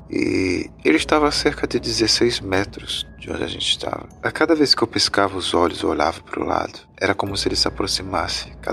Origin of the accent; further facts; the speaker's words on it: Ribeirão Preto, São Paulo, Brazil; now in Recife, Brazil; E eu sou natural da cidade de Ribeirão Preto, São Paulo, que fica cerca de 4 horas da capital. E eu vim para Recife em 2007, se eu não me engano.